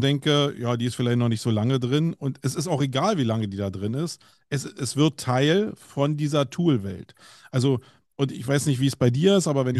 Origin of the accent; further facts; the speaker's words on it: Berlin, Germany; accent: Berlinerisch; bei mir als Berliner